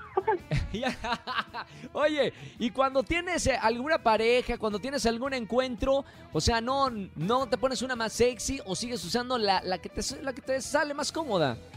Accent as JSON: {"language": "Spanish", "region": "northern Mexico", "country": "Mexico", "accent": "norteño", "moved": "yes", "said": "Ese acento sonó como de mi tierra, de por allá el norte"}